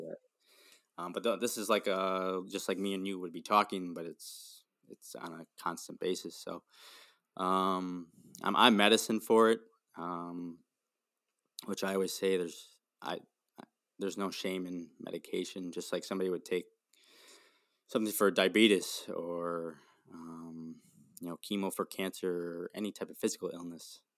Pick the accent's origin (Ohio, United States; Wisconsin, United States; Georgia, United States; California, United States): Wisconsin, United States; Milwaukee; I'm from Milwaukee, Wisconsin